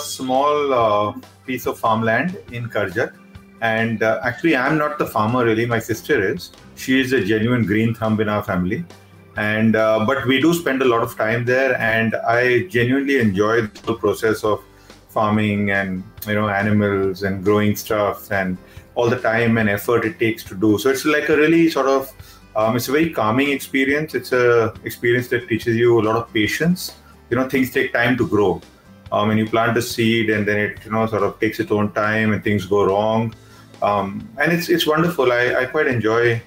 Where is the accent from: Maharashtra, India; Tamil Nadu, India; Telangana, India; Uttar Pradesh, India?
Maharashtra, India; Mumbai; I'm a city bred boy. I've always grown up in Bombay, lived in Bombay